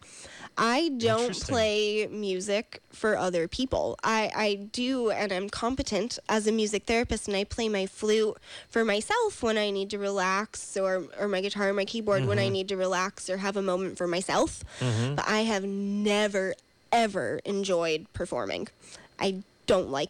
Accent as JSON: {"language": "English", "region": "New York", "country": "United States", "moved": "yes", "lives_now": "California, United States", "said": "I'm from New York."}